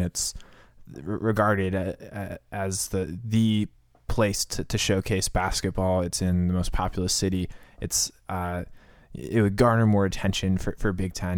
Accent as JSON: {"language": "English", "town": "Cleveland", "region": "Ohio", "country": "United States", "tie": "born or raised there", "said": "my hometown favorite, Cleveland sports"}